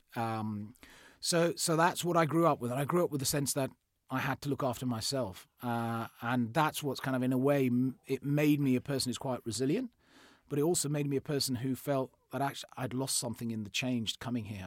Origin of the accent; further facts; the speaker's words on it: Fort Portal, Western Region, Uganda; I was born in in Uganda. I was born in Africa. Um, so I was born in uh, in a place called um, Fort Portal, which is just off the uh, Rwandan border.